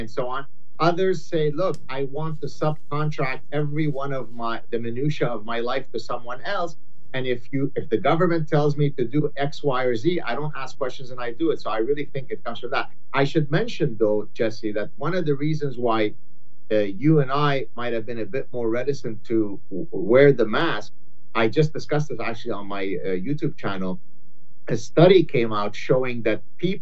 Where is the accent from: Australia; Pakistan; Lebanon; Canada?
Lebanon; moved away; my closest friend growing up in Lebanon